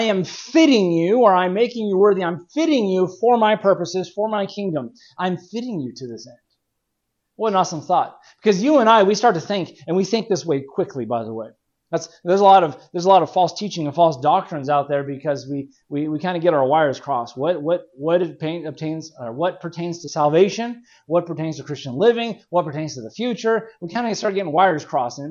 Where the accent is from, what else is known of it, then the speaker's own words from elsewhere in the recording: California, United States; growing up in California